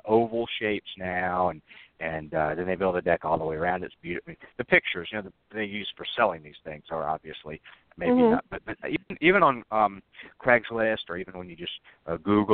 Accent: the South, United States; I'm from the South. I was born and raised here

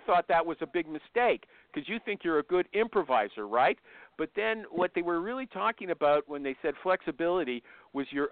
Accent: Canada; I'm Canadian.

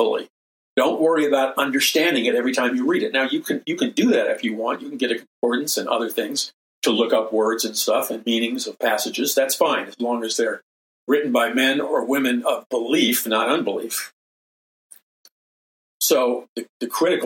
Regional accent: New York City, New York, United States; I grew up in New York City with subways and taxi cabs

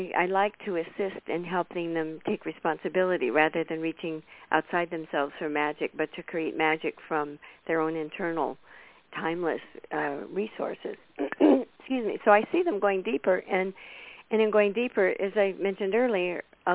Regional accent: United States; from America

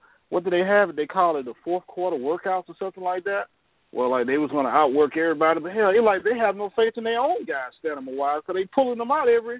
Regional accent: Mobile, Alabama, United States; I'm from Mobile, Senior Bowl town.

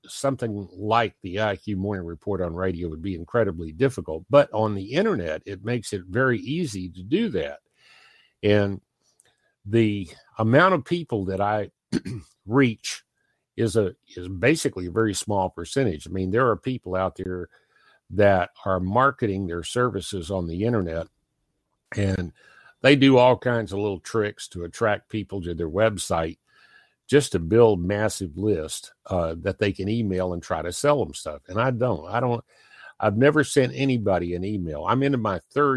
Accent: Pennington Gap, Virginia, United States; I was born in Pennington Gap, Virginia

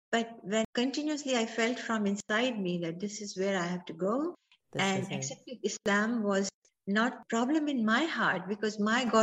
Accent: Ajmer, Rajasthan, India; moved away as an adult; now in United States; As I was growing up in Ajmer, Ajmer is a city in Rajasthan

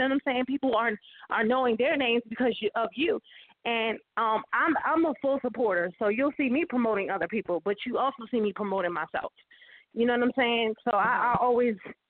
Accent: Jersey City, New Jersey, United States; moved away as an adult; now in Atlanta, United States; my hometown. So I'm definitely going to be doing something there in Jersey City, New Jersey

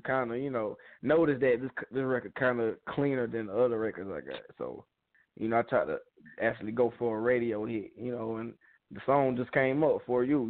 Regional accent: Peakville, South Carolina, United States; I'm from Peakville

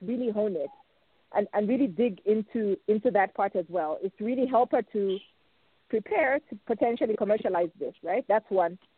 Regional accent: Zambia; moved away; my my home country

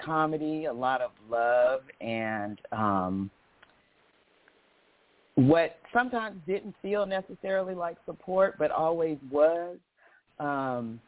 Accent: Southern California, United States; also born or lived in Pine Bluff, Arkansas / Santa Barbara, California; I was raised in primarily Southern California, Central California. I live in Oakland now

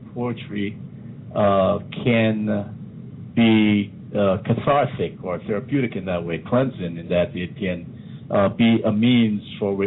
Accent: Guyana; I remember some of the poems that we learned there growing up in Guyana

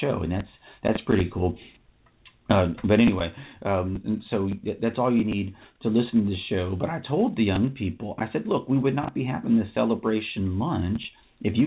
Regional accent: Austin, Texas, United States; I was born in Austin.

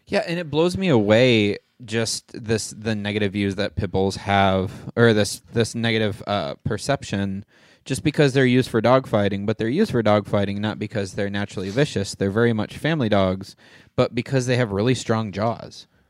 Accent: Michigan, United States; now in Huntington Beach, United States; I grew up in Michigan, in, like, we had a forest in our backyard

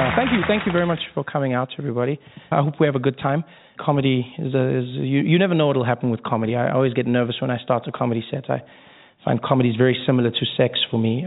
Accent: South Africa; moved away; I grew up in South Africa uh, during a time known as apartheid.

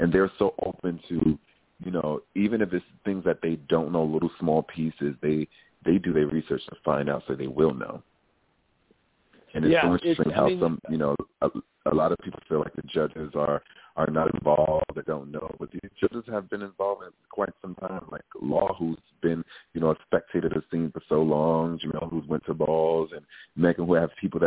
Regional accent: New York City, New York, United States; I come from Brooklyn, New York

